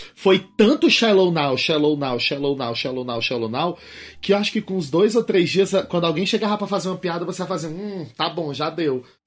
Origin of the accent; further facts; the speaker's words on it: Fortaleza, Ceará, Brazil; também eu venho de Fortaleza. Em Fortaleza, Ceará